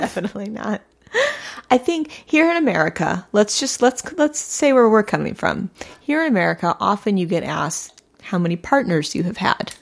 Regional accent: St. Louis, Missouri, United States; I grew up in Saint Louis, Missouri

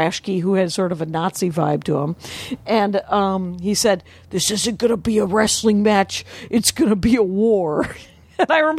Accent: South Milwaukee, Wisconsin, United States; born or raised there

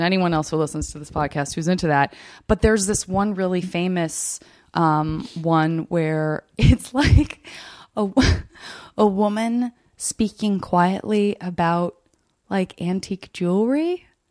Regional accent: Arizona, United States; I'm from Arizona

